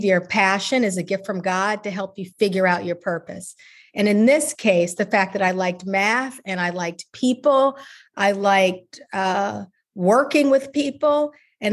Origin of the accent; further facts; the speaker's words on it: Chicago, Illinois, United States; moved away; I'm from Chicago originally, and I'm such a big city person